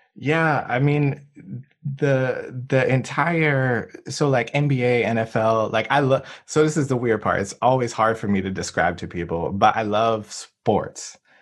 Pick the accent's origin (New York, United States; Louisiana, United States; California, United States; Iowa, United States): Louisiana, United States; New Orleans; now in Durham, United States; we're both from New Orleans.